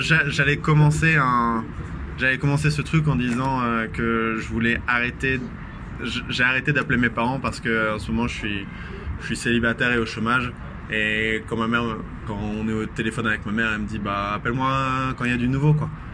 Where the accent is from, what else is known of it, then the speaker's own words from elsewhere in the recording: Vendée, Pays de la Loire, France; je viens de Vendée.